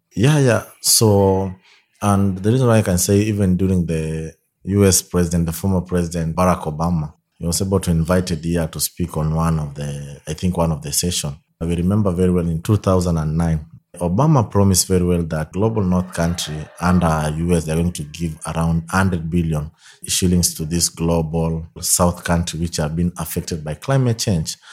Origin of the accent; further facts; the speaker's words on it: Nairobi, Kenya; also born or lived in Soy, Kenya; in my childhood, I live in one of the, like, poorest, dangerous slump in Kenya, known as Kibera.